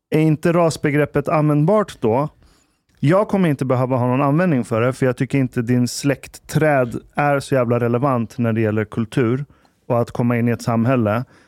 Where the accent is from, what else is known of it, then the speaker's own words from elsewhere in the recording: Iran; now in Sweden; Vi är 60 procent hemma i Iran